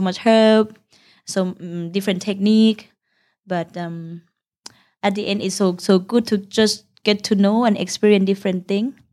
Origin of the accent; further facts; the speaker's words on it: Udon Thani, Thailand; English is a second language; now in Bangkok, Thailand; come from Udontani, the northeastern part of Thailand, uh, which is near Laos.